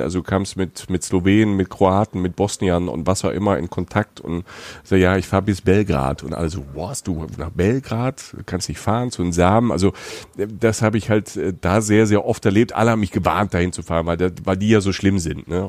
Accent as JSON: {"language": "German", "country": "Germany", "said": "wo ich herkomme. Also Deutschland"}